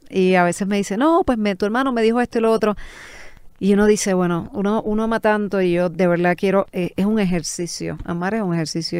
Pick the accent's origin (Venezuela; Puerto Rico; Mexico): Puerto Rico; Toa Baja; born or raised there